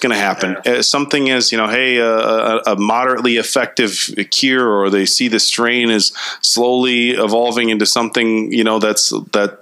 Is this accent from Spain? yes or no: no; Little Chute, Wisconsin, United States; I grew up in Little Chute